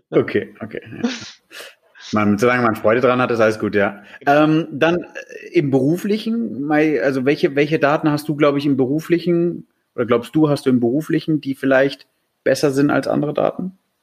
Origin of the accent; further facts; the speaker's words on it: Germany; wir als Deutsche